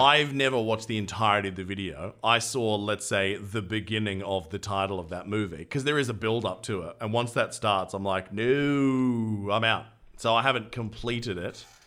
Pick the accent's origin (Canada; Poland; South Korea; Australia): Australia; accent: Australian; my Australian accent